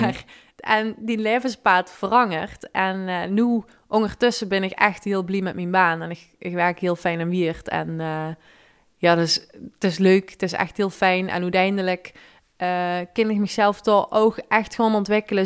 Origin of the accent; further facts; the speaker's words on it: Limburg, Netherlands; accent: Limburgish; mijn Limburgse accent